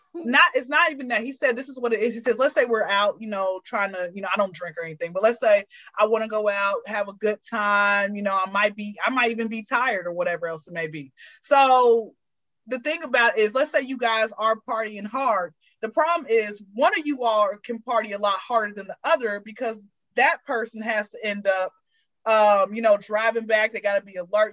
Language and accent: English; Atlanta, Georgia, United States; I'm from Atlanta. I've been here since I was zero